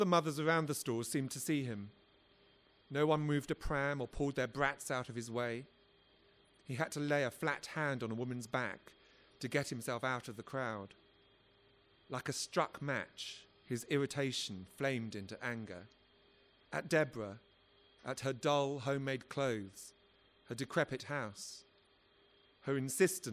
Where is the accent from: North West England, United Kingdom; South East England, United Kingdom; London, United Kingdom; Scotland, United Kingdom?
London, United Kingdom; I come from South London